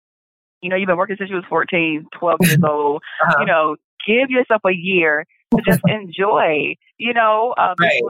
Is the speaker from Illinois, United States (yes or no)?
yes; Chicago, Illinois, United States; I call myself a Chicagoan, even though I'm from the West Side, I call myself Chicagoan because I literally have lived on every side of town